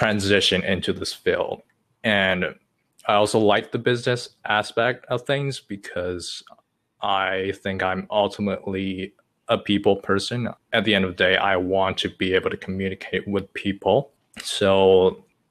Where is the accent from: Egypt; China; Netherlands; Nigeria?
China; English is a second language; moved away as an adult; now in United States; English is my second language. I was born and raised in China to the age of 18